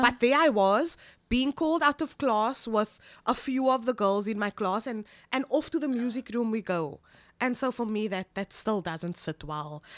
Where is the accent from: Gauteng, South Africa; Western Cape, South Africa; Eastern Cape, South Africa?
Western Cape, South Africa; Cape Town; I am born and bred from Cape Town